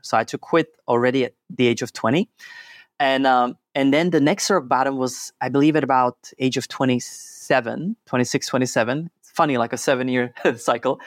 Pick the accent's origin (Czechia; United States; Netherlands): Czechia; I was born and raised in Czech Republic